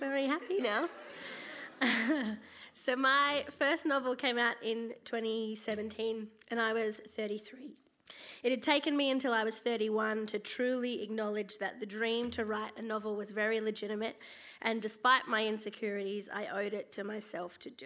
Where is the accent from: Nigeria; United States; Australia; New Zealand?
Australia; Gold Coast, Queensland; I grew up on the Gold Coast as a quirky, chubby kid who liked theatre and hated the beach